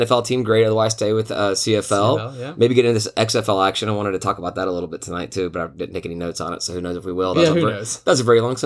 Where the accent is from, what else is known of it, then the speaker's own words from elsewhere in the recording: Memphis, Tennessee, United States; moved away; also born or lived in Atlanta, Georgia; I'm from Memphis